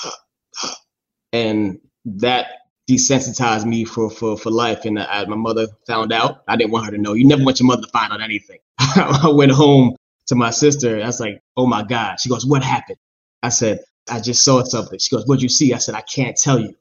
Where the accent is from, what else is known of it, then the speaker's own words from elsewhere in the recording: New York City, New York, United States; now in Charlotte, United States; I grew up in Staten Island, New York, born and raised, single parent household